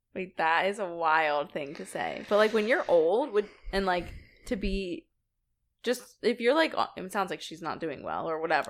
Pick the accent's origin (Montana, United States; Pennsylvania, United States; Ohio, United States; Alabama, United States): Pennsylvania, United States; Philadelphia; we are from Philly, and Sixers are our basketball team.